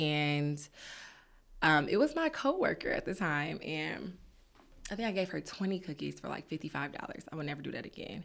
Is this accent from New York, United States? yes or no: no; Detroit, Michigan, United States; also born or lived in Peoria, Illinois; raised in Detroit